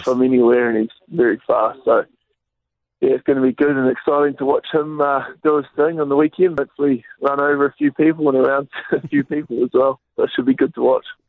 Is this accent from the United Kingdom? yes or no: no; South Island, New Zealand; I'm from the South Island